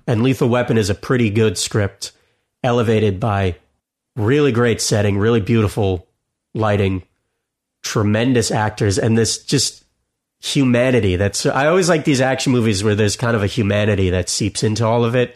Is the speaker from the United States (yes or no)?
yes; South Florida, United States; I grew up in South Florida by the Everglades